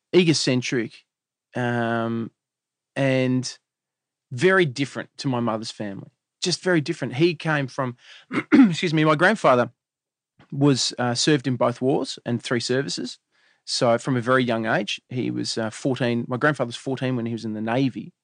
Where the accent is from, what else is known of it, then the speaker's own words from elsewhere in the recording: Melbourne, Victoria, Australia; We grew up in Eltham, which is in Melbourne